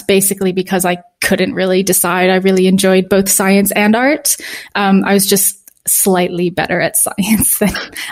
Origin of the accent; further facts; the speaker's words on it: New Hampshire, United States; moved away as an adult; also born or lived in Tennessee; I'm from New Hampshire, actually. So New England